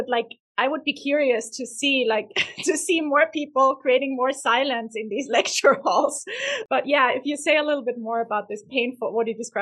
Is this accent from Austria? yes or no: yes; Vienna, Austria; But I'm also from Vienna, Austria, which is the heaven of pastry and cake.